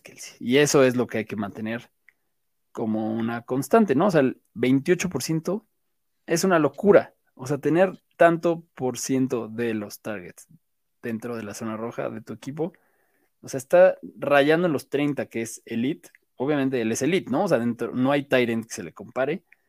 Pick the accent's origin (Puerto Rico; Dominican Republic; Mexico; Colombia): Mexico; Mexico City; así somos los chilangos